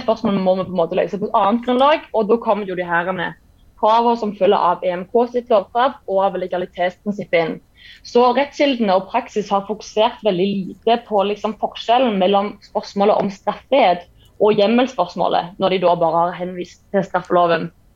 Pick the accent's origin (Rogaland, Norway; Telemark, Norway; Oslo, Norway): Rogaland, Norway; Jæren; also born or lived in Kristiansand / Bergen; now in Stavanger, Norway; jeg kommer fra Jæren